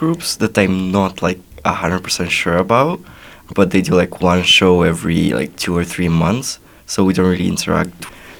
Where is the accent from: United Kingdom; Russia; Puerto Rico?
Russia; first language Russian; English is a second language; moved away; I'm Russian, it's my native language